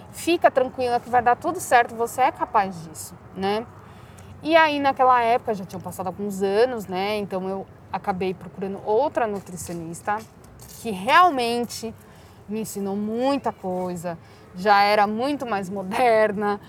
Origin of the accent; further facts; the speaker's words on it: Barueri, São Paulo, Brazil; also born or lived in Madrid, Spain; eu sempre morei em Alphaville